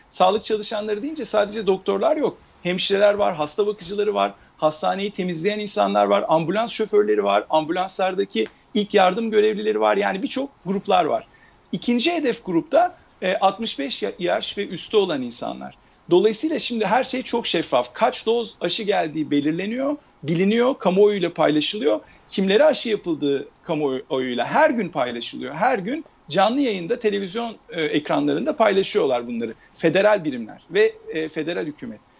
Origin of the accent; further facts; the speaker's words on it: Turkey; hepimiz Türkiye Cumhuriyeti toprakları içerisinde doğduk, büyüdük, e, yaşadık. Biliyoruz Türkiye'deki e, durumu.